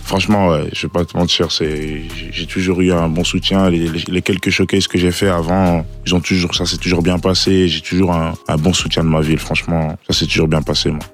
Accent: Liège, Wallonia, Belgium; la ville de Liège, de là où j'ai grandi

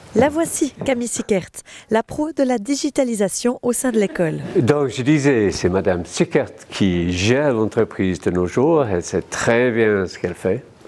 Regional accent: between Liverpool and Manchester, North West England, United Kingdom; French is a second language; moved away as an adult; also born or lived in London; now in Neuchâtel, Switzerland; je viens de l'Angleterre, dans le nord de l'Angleterre, entre Liverpool et Manchester.

